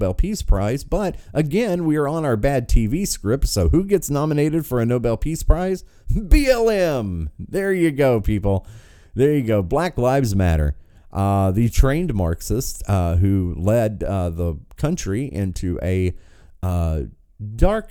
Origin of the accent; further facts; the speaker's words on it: United States; Born and raised in America